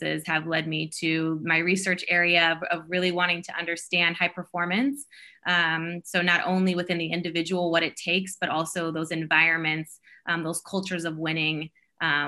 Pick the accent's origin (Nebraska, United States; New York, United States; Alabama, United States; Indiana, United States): Nebraska, United States; South Sioux City; growing up in Nebraska, so I was small town Nebraska, South Sioux City, Nebraska